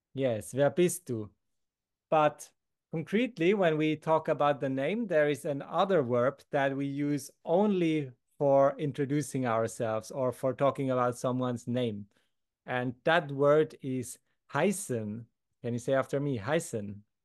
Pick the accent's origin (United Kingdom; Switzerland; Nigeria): Switzerland